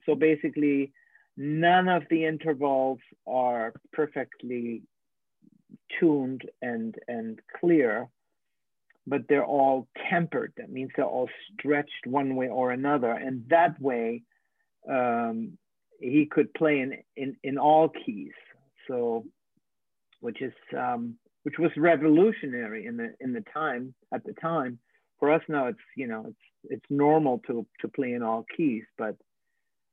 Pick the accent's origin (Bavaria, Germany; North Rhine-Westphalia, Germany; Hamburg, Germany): Hamburg, Germany; I was born in Hamburg and grew up there